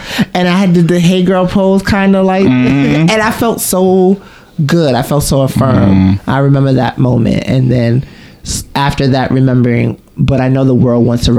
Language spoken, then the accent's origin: English; New York City, New York, United States; Oh, so I live in born and raised in Brooklyn. BK in the house. I grew up in Bushwick.